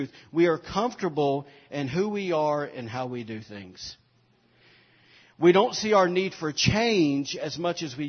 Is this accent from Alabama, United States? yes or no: yes; Alabama, United States; moved away; we're from Alabama. We say it ain't